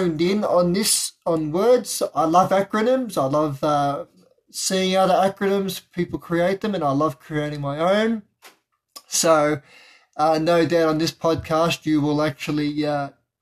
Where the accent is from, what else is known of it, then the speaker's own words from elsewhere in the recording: Melbourne, Victoria, Australia; I'm from Melbourne, Victoria, Australia